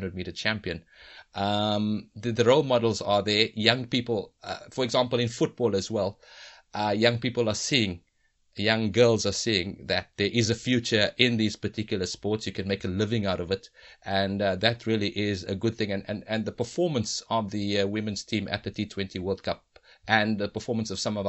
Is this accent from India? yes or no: no; South Africa; the society that we lived in, that we grew up in South Africa